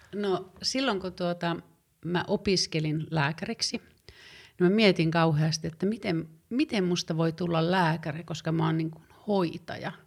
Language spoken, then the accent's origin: Finnish; Tervola, Lapland, Finland; moved away as an adult; also born or lived in Rovaniemi / Oulu; mä oon syntynyt Rovaniemellä aika monta vuotta sitten ja elänyt nuoruuden Tervolan nimissä pienessä kylässä.